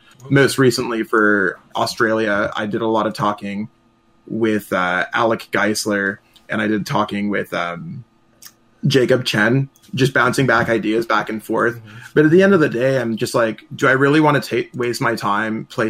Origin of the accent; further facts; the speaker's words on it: Canada; as a Canadian